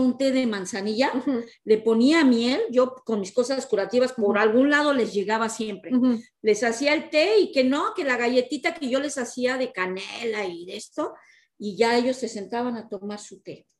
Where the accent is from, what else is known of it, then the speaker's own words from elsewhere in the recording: Mexico; moved away; nuestro país México, porque somos mexicanas